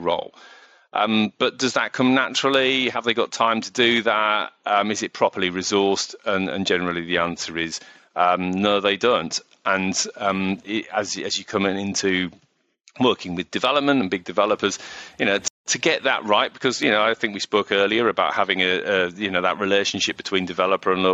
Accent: Middlesbrough, North East England, United Kingdom; I'm from Middlesbrough

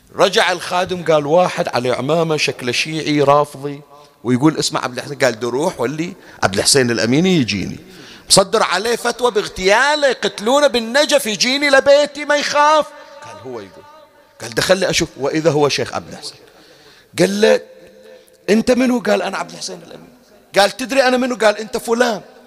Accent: Bahrain; عندنا بالبحرين

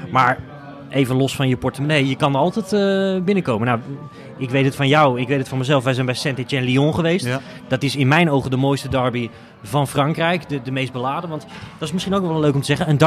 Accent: Utrecht, Netherlands; wij als Utrechters

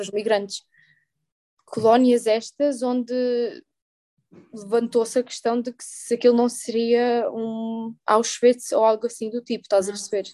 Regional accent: Torres Novas, Centro, Portugal; also born or lived in Galicia, Ukraine; eu gosto de Torres Novas, é a cidade onde eu cresci.

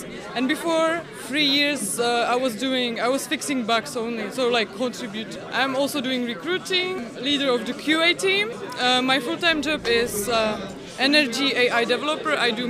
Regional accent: Czechia; now in Switzerland; I come from Czech Republic, but I live in Switzerland.

